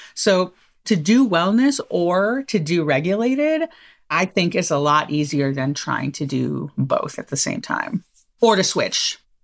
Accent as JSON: {"language": "English", "region": "Southern California", "country": "United States", "tie": "born or raised there", "said": "where I grew up in Southern California"}